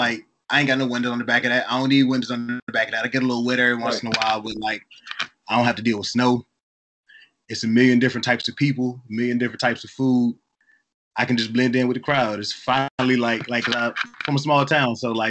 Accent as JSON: {"language": "English", "region": "Virginia", "country": "United States", "moved": "as an adult", "lives_now": "San Diego, United States", "said": "I'm from Virginia."}